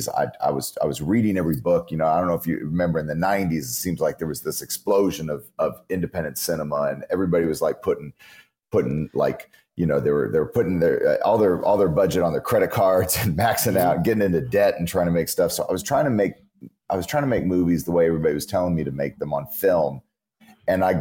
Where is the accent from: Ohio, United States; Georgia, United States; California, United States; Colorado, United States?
California, United States; also born or lived in Memphis, Tennessee; I grew up in California for a lot of my life